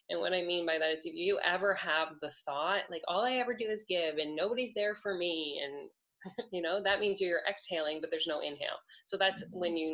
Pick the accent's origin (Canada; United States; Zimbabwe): Canada; I'm Canadian